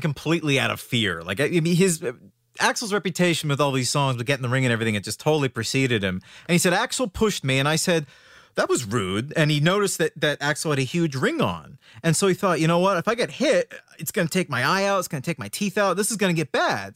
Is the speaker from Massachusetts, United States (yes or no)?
yes; Worcester, Massachusetts, United States; in Worcester, Massachusetts, which is actually my hometown